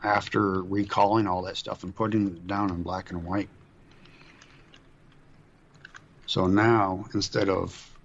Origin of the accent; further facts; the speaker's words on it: Duluth, Minnesota, United States; my hometown